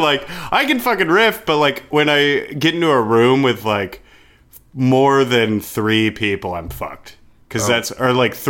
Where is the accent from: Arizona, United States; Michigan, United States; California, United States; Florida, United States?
Florida, United States; Even though I'm really from Florida.